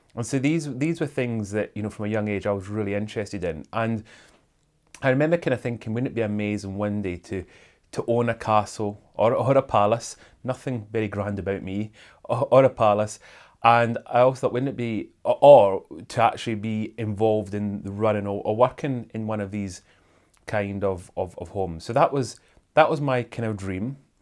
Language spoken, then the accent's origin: English; Airdrie, Scotland, United Kingdom; also born or lived in Kingussie, Scotland; we moved from Airdrie to a little town called Canousey.